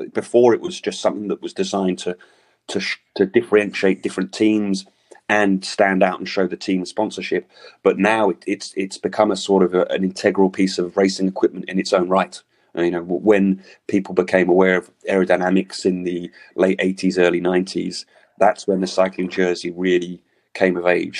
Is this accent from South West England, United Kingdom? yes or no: no; London, United Kingdom; now in Paris, France; I'm from London, but I live in Paris